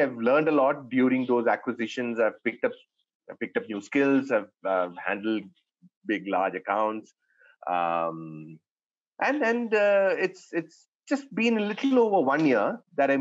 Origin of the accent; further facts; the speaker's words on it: Chennai, Tamil Nadu, India; moved away as an adult; also born or lived in Pune; I was born and brought up in Chennai.